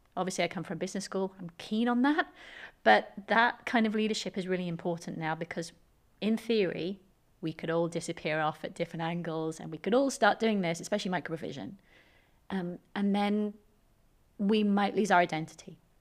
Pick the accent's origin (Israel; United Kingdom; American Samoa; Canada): United Kingdom; Swansea, Wales; I'm just a Swansea girl.